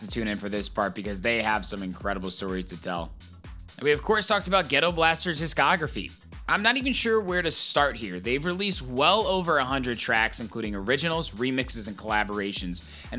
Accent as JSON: {"language": "English", "town": "Zionsville", "region": "Indiana", "country": "United States", "tie": "born or raised there", "moved": "yes", "lives_now": "Chicago, United States", "said": "I'm from Indiana. Grew up in Indiana."}